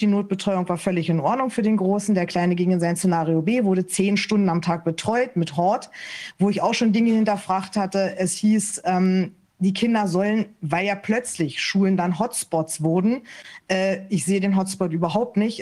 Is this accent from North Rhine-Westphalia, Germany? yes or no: no; Berlin, Germany; moved away as an adult; also born or lived in Lower Saxony; now in Hanover Region, Germany; Ich bin eigentlich gebürtige Berlinerin und sind dann erst hier nach Niedersachsen gezogen.